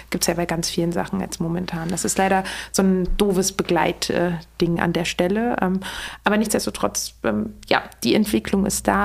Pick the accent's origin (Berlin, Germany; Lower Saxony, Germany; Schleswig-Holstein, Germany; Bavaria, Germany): Berlin, Germany; meine ganz äh, persönliche äh, Meinung als äh, Berlinerin